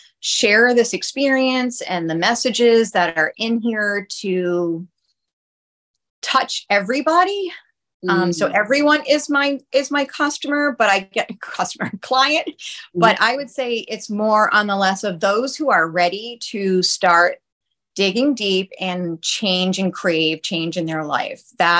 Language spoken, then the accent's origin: English; Rhode Island, United States; now in Tampa Bay, United States; Oh, I'm from Rhode Island, but it's too long.